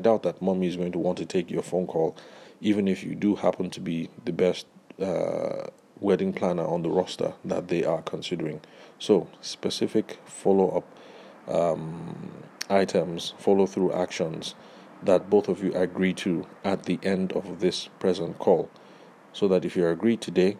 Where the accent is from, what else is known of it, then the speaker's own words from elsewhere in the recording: Delta, Nigeria; I'm from Delta State